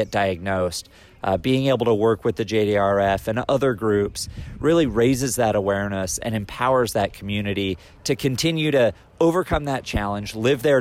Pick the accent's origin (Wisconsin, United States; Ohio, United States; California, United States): California, United States; now in Indianapolis, United States; with me being a Californian Hoosier and living in Indianapolis now